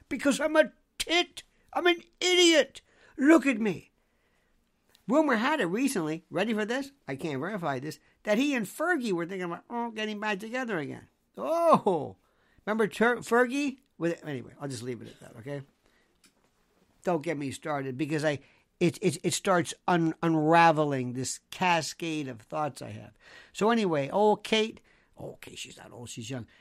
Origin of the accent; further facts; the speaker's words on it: United States; I'm an American